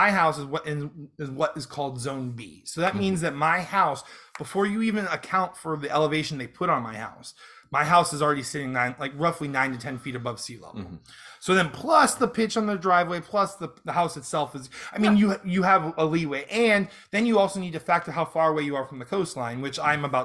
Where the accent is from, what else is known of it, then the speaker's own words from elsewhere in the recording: Fort Myers, Florida, United States; also born or lived in Cape Coral; I'm born and raised in Fort Myers, Cape Coral